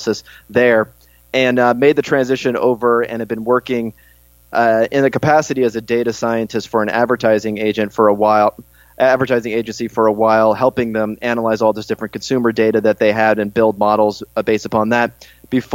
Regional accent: California, United States; I grew up in California, went to school out in Berkeley.

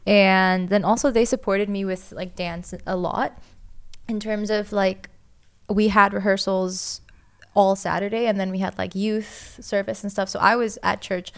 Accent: Costa Rica; Then we moved back to my home country of Costa Rica, and they became pastors there.

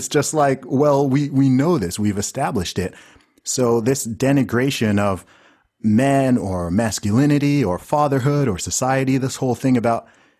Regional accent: Saudi Arabia; Like I grew up in Saudi Arabia. And, you know, Saudi's a place that people like to talk crap about, despite the fact they've never been there.

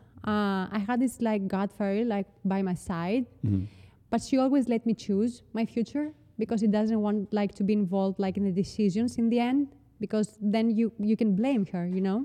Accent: Patras, West Greece, Greece; English is a second language; moved away as an adult; also born or lived in New York, United States; now in Athens, Greece; I was like from Patras and my business like school was there

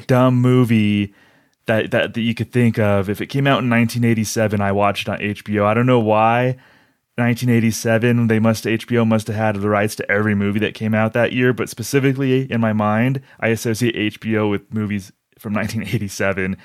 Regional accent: Albuquerque, New Mexico, United States; I'm from Albuquerque

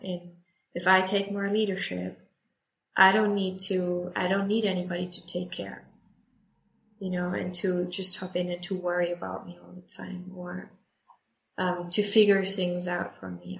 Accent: Bochum, North Rhine-Westphalia, Germany; my hometown Bochum

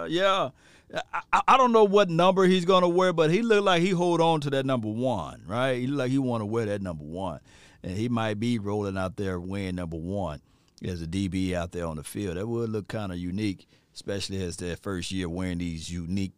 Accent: Natchez, Mississippi, United States; my hometown, Natchez, Mississippi

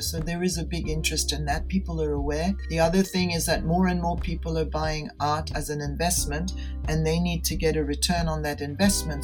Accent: Geneva, Switzerland; also born or lived in Denver; I returned to my hometown, Geneva, in Switzerland

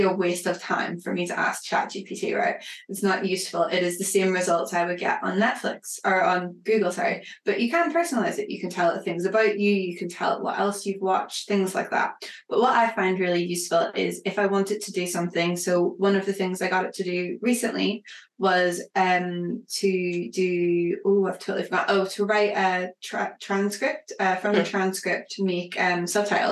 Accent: Northern Ireland, United Kingdom; accent: Northern Irish; as you can hear from my accent, I'm Northern Irish

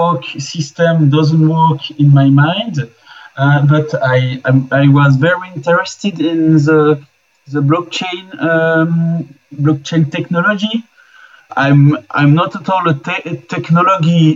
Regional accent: Switzerland; I'm from Switzerland

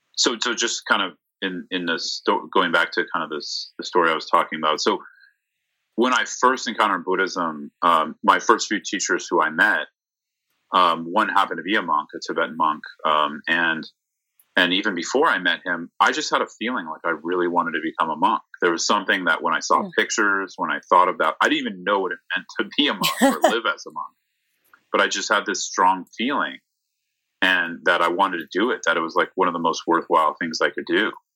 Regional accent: San Mateo, California, United States; I'm from the Bay Area, from San Mateo

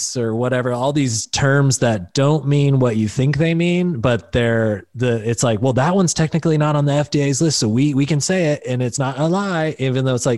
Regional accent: Pennsylvania, United States; Like, no, we got you. We're from Pennsylvania.

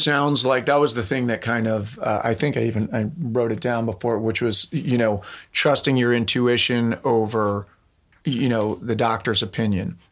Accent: East Coast, United States; moved away; I'm from the East Coast

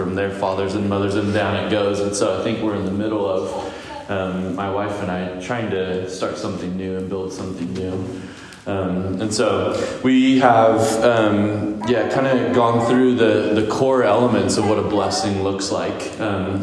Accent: Visalia, California, United States; also born or lived in Sacramento, California; I moved home back to Visalia. So we're from Visalia.

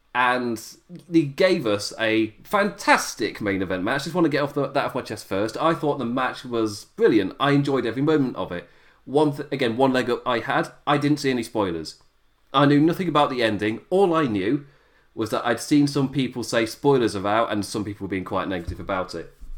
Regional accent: United Kingdom; me as a British viewer

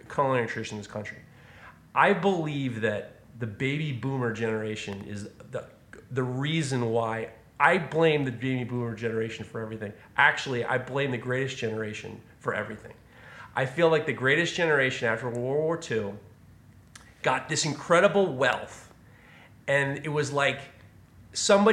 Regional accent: New York City, New York, United States; I'm growing up in New York City, there was... When I was a kid, there were an explosion of Chinese food restaurants

